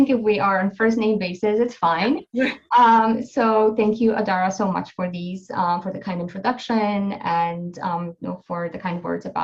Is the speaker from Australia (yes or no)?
no; Poland; my being Polish and of course like that shaped my interest um, about what happened in my home country